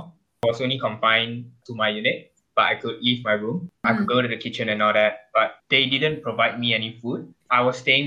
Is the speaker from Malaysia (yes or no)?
yes; Kuala Lumpur, Malaysia; I'm in MBBS Stage 1 as well, and I'm from KL.